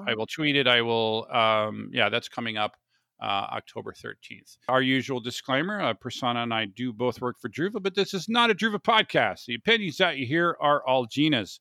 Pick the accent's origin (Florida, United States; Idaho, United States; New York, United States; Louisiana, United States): Florida, United States; Orlando; moved away as an adult; now in San Diego, United States; I grew up in Orlando, which is not the south